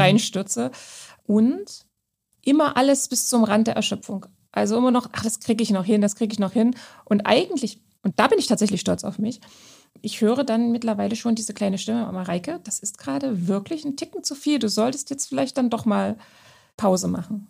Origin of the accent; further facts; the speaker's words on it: Saxony-Anhalt, Germany; ich komme ja gebürtig aus Sachsen-Anhalt